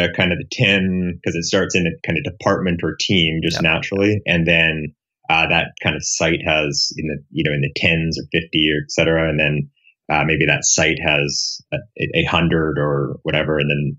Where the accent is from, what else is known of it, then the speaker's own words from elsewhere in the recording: Canada; also born or lived in Perth / Silicon Valley; now in Houston, United States; I'm a Canadian, it's a long story. And then moved to the Silicon Valley about 6 years ago.